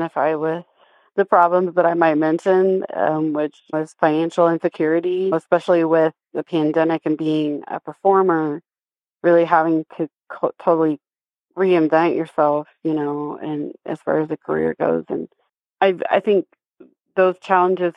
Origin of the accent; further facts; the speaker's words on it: Citizen Potawatomi Nation, Oklahoma, United States; now in Emporia, United States; I am from the Citizen Potawatomi Nation in Oklahoma, and I currently live in Osage and Kansas Territory here in Emporia, Kansas.